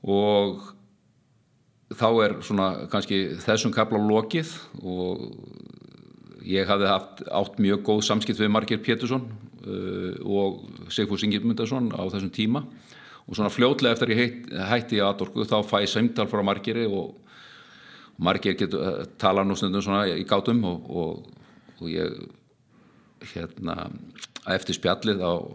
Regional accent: Reykjavík, Capital Region, Iceland; ég er alveg upp í Esbjörðinu, svona fyrst og fremst þannig, svona til áttara aldurs gekk í Ísaskóla, skiptið eh, svo fluttu við með fóraldurunum upp í Breitholt í Seljakverfið

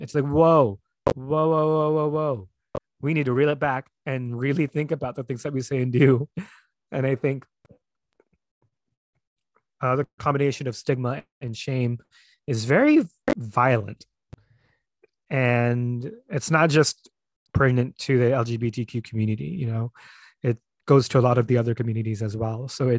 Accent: Philippines; born there; And I'm like, girl, I was born in the Philippines. Don't play with me. I'm very much as Filipino as you are.

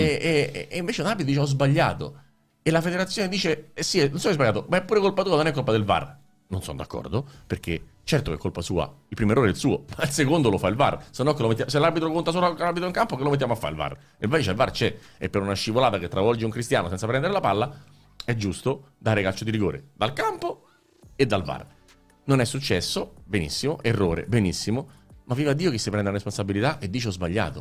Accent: Rome, Lazio, Italy; io vengo da Roma, l'ho vissuta a Roma

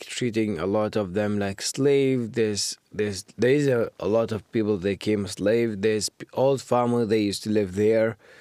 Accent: Baghdad, Baghdad Governorate, Iraq; English is a second language; moved away as an adult; now in Canada; I grew up in Baghdad

